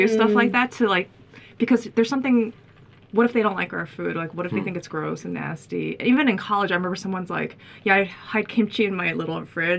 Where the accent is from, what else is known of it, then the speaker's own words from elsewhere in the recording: Philadelphia, Pennsylvania, United States; also born or lived in Cheltenham, Pennsylvania; I was born in Cheltenham, Philadelphia area, where it was mostly black and Asian kids